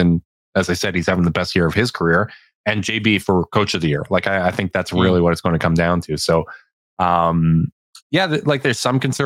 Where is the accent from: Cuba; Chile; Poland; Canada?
Canada; I'm Canadian as hell